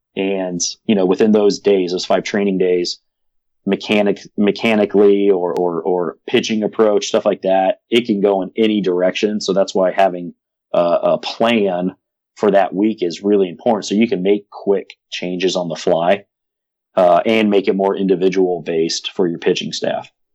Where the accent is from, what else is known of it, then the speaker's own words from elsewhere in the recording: South Pasadena, California, United States; I grew up in Pasadena, California, South Pasadena to be specific